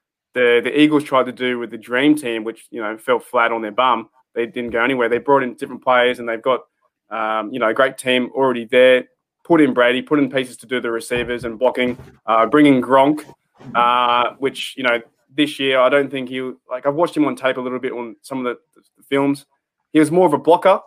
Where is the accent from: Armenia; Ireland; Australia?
Australia; I'm from Australia